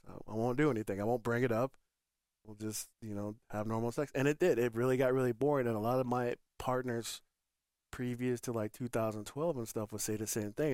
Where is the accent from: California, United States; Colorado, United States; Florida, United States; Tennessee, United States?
Colorado, United States; Northern; also born or lived in Michigan; I'm from Michigan, grew up in Northern Colorado